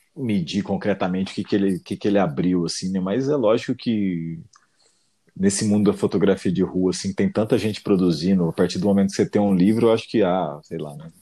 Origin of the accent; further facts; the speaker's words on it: Cássia, Brazil; moved away; also born or lived in São Paulo; Cássia, que é minha cidade natal, São Paulo